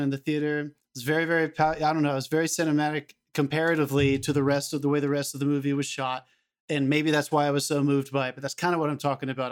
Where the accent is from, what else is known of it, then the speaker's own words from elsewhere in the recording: the South, United States; I'm from a smaller town in the South